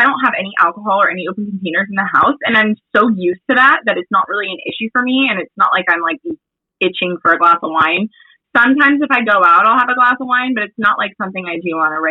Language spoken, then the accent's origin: English; Valencia, California, United States; also born or lived in Arizona; I grew up in Valencia in the Valley, Santa Clarita Valley, moved to Arizona for 2 years and then grew up, I feel like in Northern California